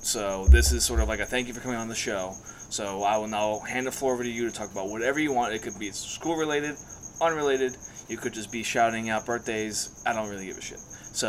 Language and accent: English; New Jersey, United States; I'm from New Jersey, yeah. So it's like, that was my hometown team.